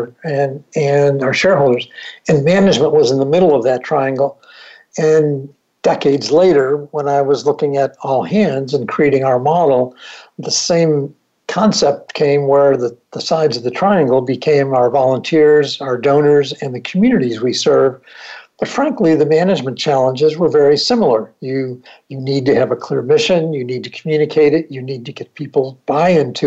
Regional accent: Buffalo, New York, United States; I grew up in Buffalo, New York

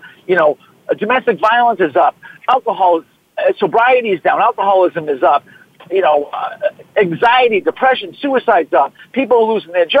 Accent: Boston, Massachusetts, United States; accent: Boston; my Boston accent

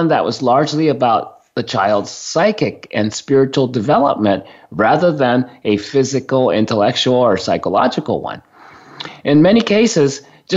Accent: Japan; now in United States; since I was born and raised in Japan

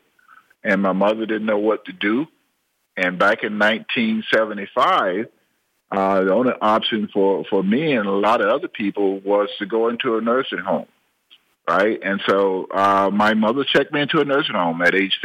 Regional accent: Georgia, United States; I'm originally from Watley, Georgia, right? And we was dirt poor

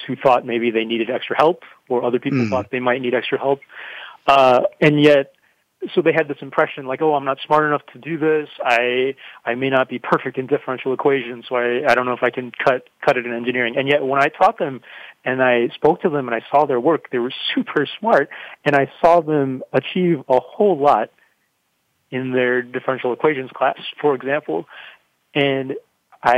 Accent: Chicago, Illinois, United States; moved away; I'm from Chicago, and I thought I was going to stay in that city forever

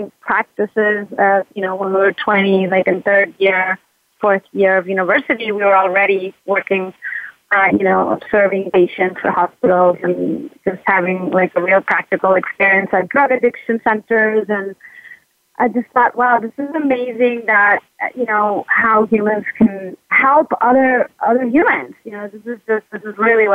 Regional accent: United States; now in Buenos Aires, Argentina; I'm an American psychologist living in Buenos Aires

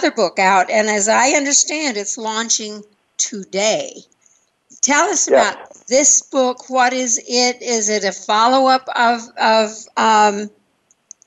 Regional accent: West Texas, United States; now in Fountain Hills, United States; I'm from West Texas and nobody from West Texas ever did anything.

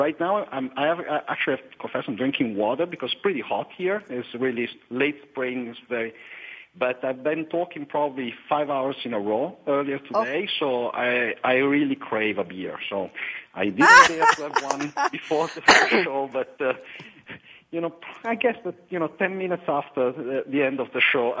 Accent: Italy; also born or lived in Milan, Italy; I say I'm from Italy

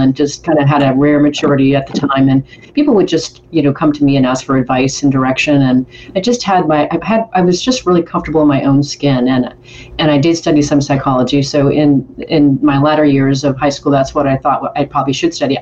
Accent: Colville, Washington, United States; also born or lived in Hermiston, Oregon / Portland, Oregon; I was born actually in Colville, Washington, which is like northeastern Washington, just under the Canadian border. People often ask me where my accent is from, and I think it's because I'm close to Canada. So that's where I was raised.

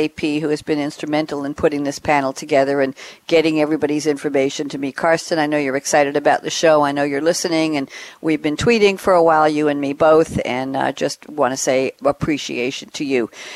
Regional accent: New York, United States; I'm a New Yorker

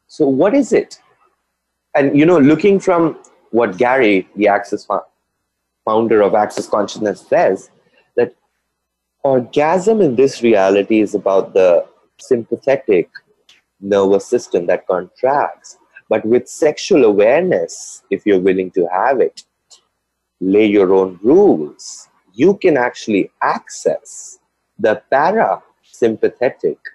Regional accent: India; I'm from India, it's the land of Kama Sutra and orgies. We have temples here

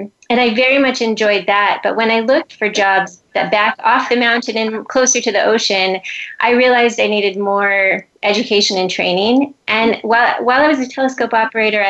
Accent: Southern California, United States; now in Hawaii, United States; I grew up in Southern California

